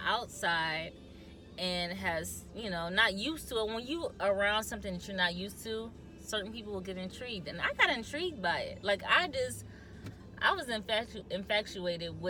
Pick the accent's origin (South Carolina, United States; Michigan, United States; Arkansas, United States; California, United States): Michigan, United States; also born or lived in New Haven, Michigan; I was born in the city